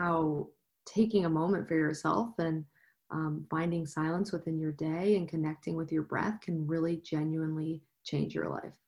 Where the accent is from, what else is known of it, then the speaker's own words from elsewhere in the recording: Midwest, United States; moved away as an adult; now in Denver, United States; I am originally from the Midwest, but I moved to Denver about 9 years ago.